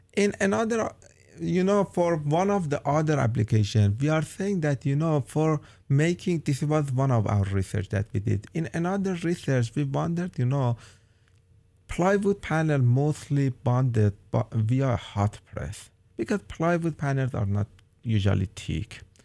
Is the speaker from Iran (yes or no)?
yes; Iran; moved away as an adult; now in Oregon, United States; I am from Iran and I have an undergrad and master degree in polymer engineering